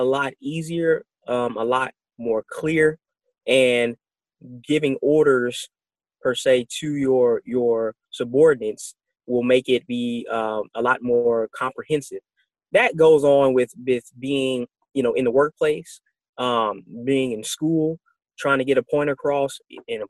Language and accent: English; United States; as being American